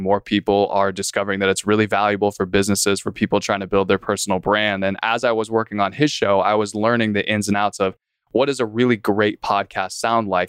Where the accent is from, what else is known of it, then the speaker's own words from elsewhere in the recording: San Diego, California, United States; moved away as an adult; now in Fort Worth, United States; I'm San Diego born and raised, ended up in Texas